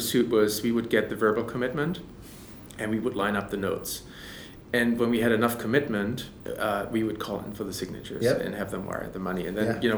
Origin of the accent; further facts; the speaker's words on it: Germany; accent: German; English is a second language; you can probably tell I'm German by my accent